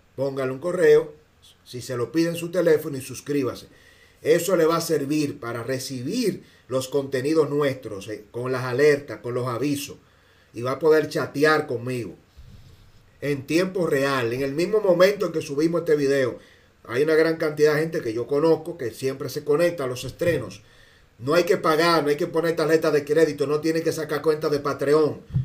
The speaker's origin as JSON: {"language": "Spanish", "country": "Dominican Republic"}